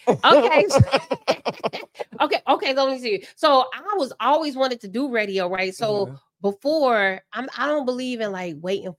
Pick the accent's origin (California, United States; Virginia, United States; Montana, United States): Virginia, United States; also born or lived in Nuremberg, Germany / North Carolina; But I was born in Germany, Nuremberg, and then I moved to North Carolina for a little bit. Then I really grew up in Virginia.